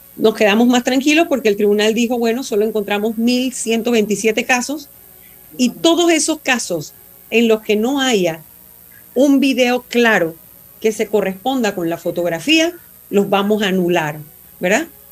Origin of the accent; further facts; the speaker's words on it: Panama; como ciudadana panameña